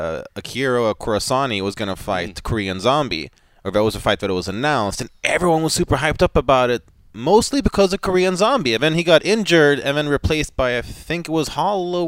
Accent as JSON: {"language": "English", "country": "Sweden", "said": "in my home country of Sweden"}